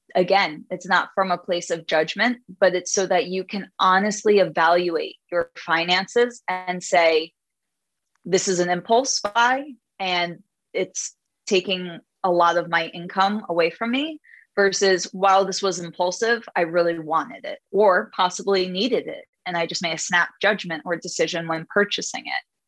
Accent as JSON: {"language": "English", "town": "New York City", "region": "New York", "country": "United States", "said": "I'm Jewish from Brooklyn"}